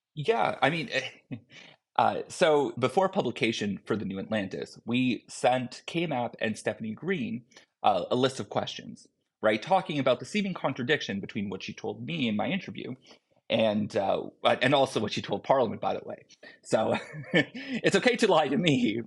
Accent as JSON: {"language": "English", "country": "Canada", "said": "I'm a Canadian citizen"}